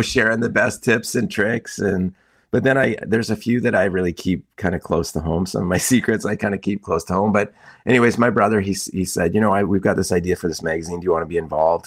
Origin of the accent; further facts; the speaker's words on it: Kootenays, British Columbia, Canada; I grew up in the Kootenays